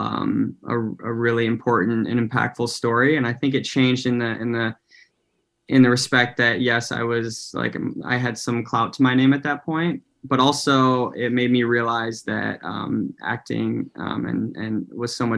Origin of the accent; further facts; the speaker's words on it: United States; growing up in America and being half Filipino at the same time